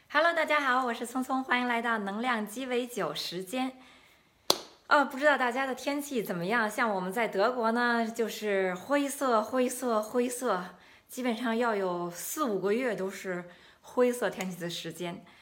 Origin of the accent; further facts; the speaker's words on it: China; now in Germany; 我们中国人本来就是喜欢喜欢吃蔬菜的嘛